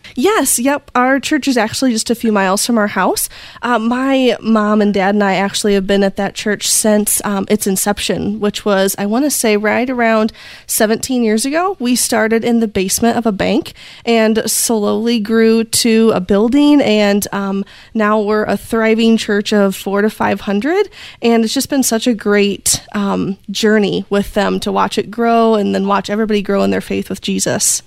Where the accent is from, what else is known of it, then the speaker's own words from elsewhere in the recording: Indiana, United States; I am from Indiana in the US. Um, we are in the heart of Amish country, so things are just a little bit slower here. And I've been born and raised here.